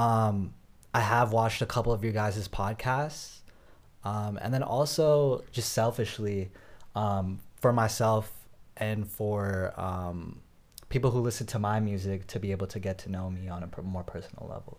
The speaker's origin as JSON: {"language": "English", "region": "Northern Virginia", "country": "United States", "tie": "born or raised there", "said": "I was born in Northern Virginia"}